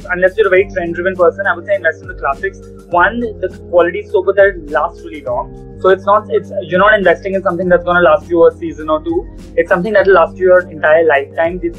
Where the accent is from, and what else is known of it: Delhi, India; now in Mumbai, India